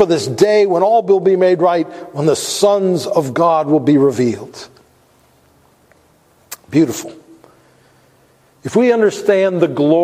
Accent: United States; we have as American Christians

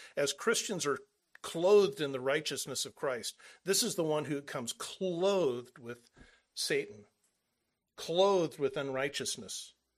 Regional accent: Southern California, United States; moved away; we're from Southern California.

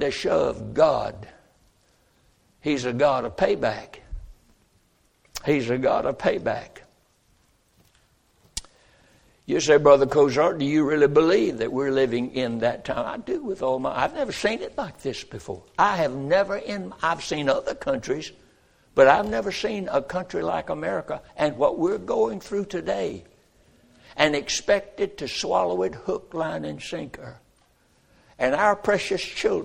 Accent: United States; I am an American, and I was born in this country

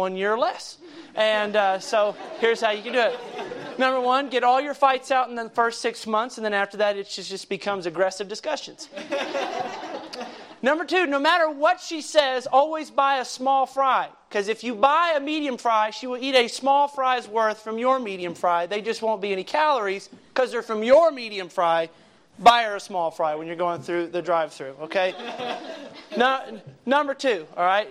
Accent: Kentucky, United States; moved away; I grew up in Kentucky, and that's where I was born and raised for most of my growing up

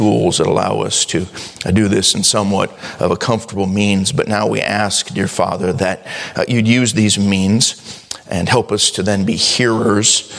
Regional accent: the Northwest, Pacific Northwest, United States; We're from the Northwest

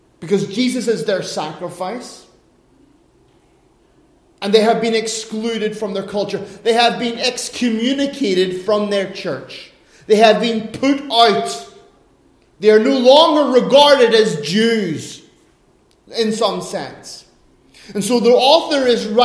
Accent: Ireland; now in Finland; as an Irishman

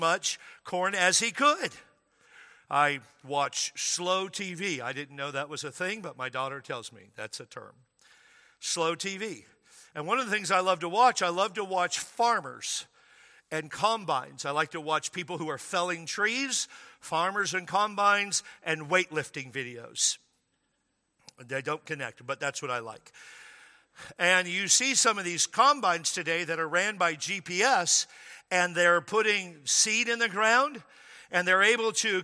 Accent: Washington, United States; I grew up in Washington State

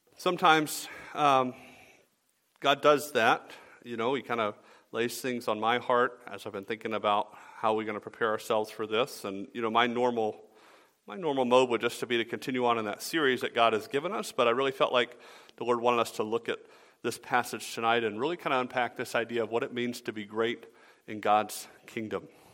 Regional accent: Atlanta, Georgia, United States; I grew up in Atlanta

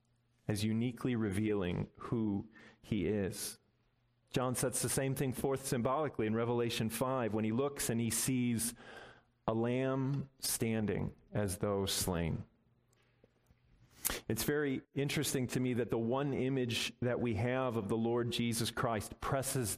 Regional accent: Midwest, United States; Growing up in the Midwest

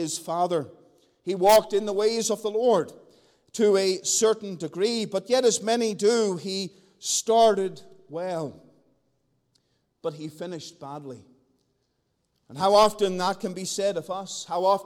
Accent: Northern Ireland, United Kingdom; moved away; back in my home country

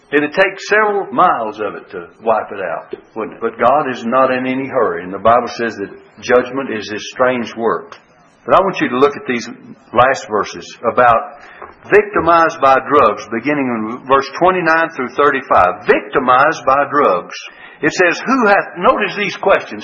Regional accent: United States

